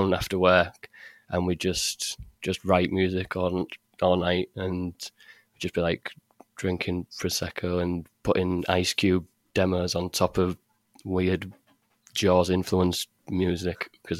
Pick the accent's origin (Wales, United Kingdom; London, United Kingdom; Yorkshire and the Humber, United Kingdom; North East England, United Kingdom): Yorkshire and the Humber, United Kingdom; Hull; Well, it was either go to college or do an apprenticeship.